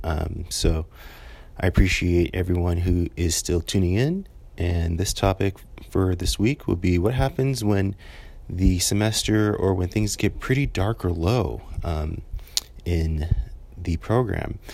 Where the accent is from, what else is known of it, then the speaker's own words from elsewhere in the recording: California, United States; moved away as an adult; I'm from California, so seventeen hundred miles away from home